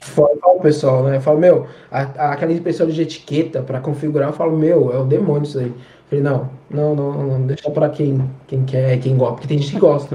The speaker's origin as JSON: {"language": "Portuguese", "region": "São Paulo", "country": "Brazil", "said": "eu sou de São Paulo, é, na região de Pirituba"}